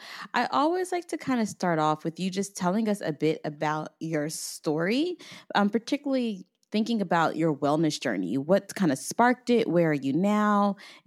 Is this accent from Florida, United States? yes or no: yes; Tampa, Florida, United States; born there; I was born in Florida. I was actually born in Tampa.